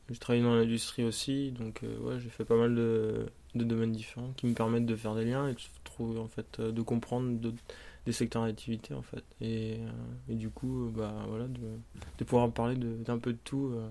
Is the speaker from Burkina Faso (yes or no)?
no; Brittany, France; born or raised there; moved away as an adult; now in Paris, France